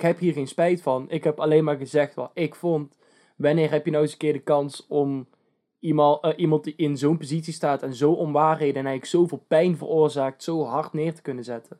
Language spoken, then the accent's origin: Dutch; Netherlands; wij zijn Nederlanders